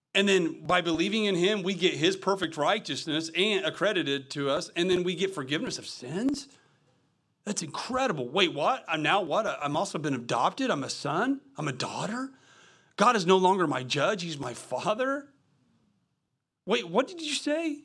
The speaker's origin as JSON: {"language": "English", "area": "the Midwest", "region": "Kentucky", "country": "United States", "said": "I'm from the Midwest"}